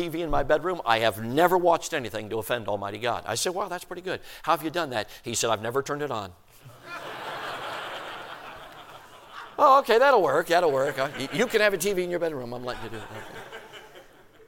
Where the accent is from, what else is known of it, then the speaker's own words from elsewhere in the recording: Chicago, Illinois, United States; also born or lived in Durango, Colorado; we moved from Durango, Colorado when I was 6 years old and moved to Chicago, Illinois. I'm talking city limits, South Side, Marquette Park